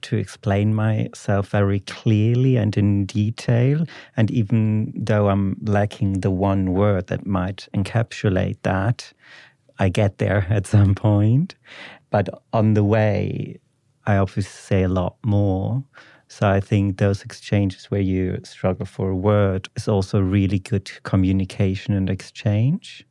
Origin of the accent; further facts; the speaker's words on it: Ruhr area, North Rhine-Westphalia, Germany; English is a second language; moved away; I'm from the Ruhr area in the West of Germany